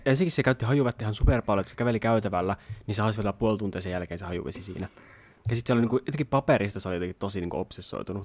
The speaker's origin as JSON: {"language": "Finnish", "town": "Jyväskylä", "region": "Central Finland", "country": "Finland", "tie": "born or raised there", "said": "ala-aste oli tuolla Jyväskylässä, mistä me ollaan kotoisin molemmat."}